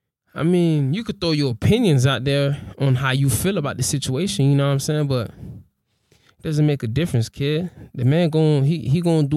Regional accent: the South, United States; Oh, it ain't even because I'm from the South

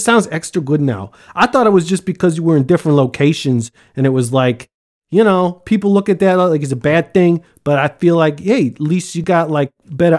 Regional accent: United States; Since I'm from America

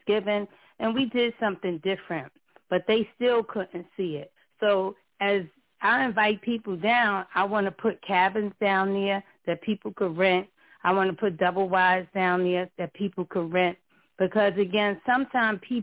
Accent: New York, United States; I was born and raised in New York

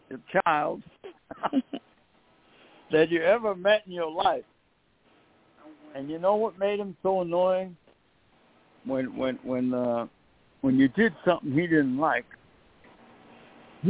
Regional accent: New York City, New York, United States; when I grew up in Brooklyn

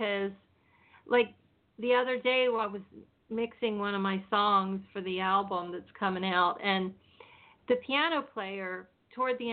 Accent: Pennsylvania, United States; moved away as an adult; now in California, United States; I'm originally from Pennsylvania, and I came here to California in 1983 after my husband and I got married

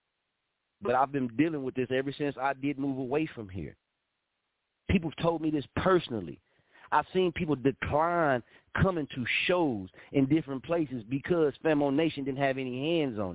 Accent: Muskogee, Oklahoma, United States; moved away as an adult; also born or lived in Wichita, Kansas; I was born in Muskogee region. That's where I was. That's where my mama gave birth to me at, Muskogee region. I walked back and forth to school from Franklin Elementary to 13th Street

